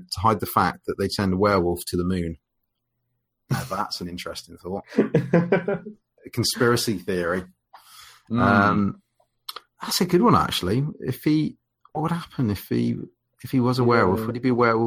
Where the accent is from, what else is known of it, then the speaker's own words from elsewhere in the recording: United Kingdom; I'm British